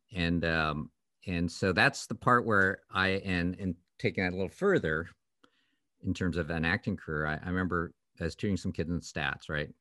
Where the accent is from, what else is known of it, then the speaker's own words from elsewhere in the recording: Canada; I grew up in Canada